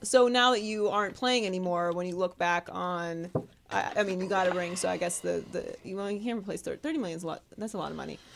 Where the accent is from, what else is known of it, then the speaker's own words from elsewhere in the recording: Pittsburgh, Pennsylvania, United States; also born or lived in Miami; now in California, United States; I grew up in Pittsburgh